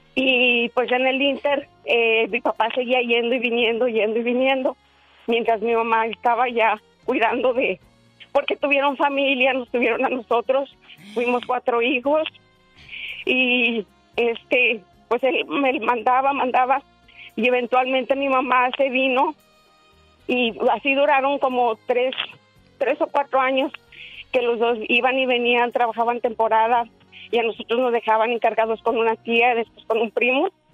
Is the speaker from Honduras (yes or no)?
no; Durango, Mexico; somos originarios de Durango